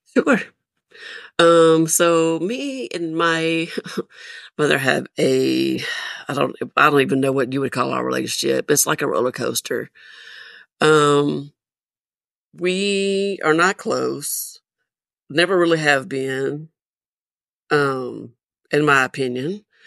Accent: Nashville, Tennessee, United States; also born or lived in Murfreesboro, Tennessee; I am originally from Nashville, Tennessee.

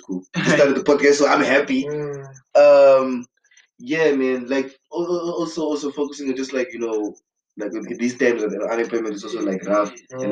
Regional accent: Windhoek, Khomas, Namibia; I'm from Windhoek, by the way, just like I said, you know, born and bred.

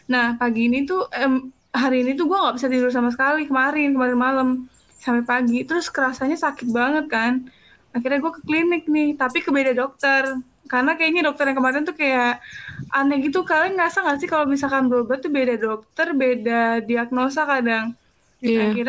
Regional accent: Yogyakarta, Special Region of Yogyakarta, Indonesia; gua orang Jog, gua aslinya Jogja. Cuman gua udah nggak mudik

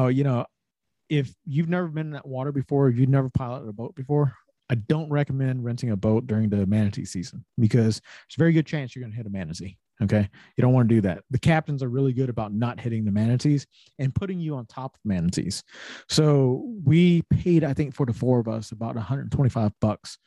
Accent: Savannah, Georgia, United States; the three of us, we're from Savannah

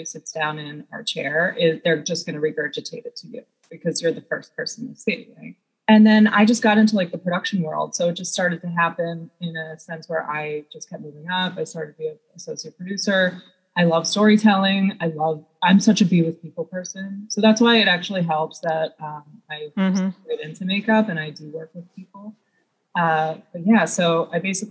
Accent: Long Island, New York, United States; I'm from Long Island

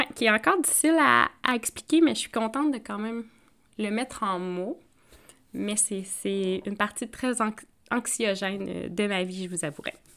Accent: Outaouais, Quebec, Canada; moved away; ma région natale euh, de l'Outaouais, Maniwaki, Mont-Laurier

